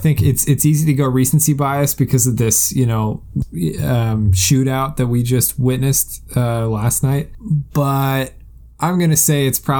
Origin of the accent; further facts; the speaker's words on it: Des Moines, Iowa, United States; That's sort of not how we are from Des Moines.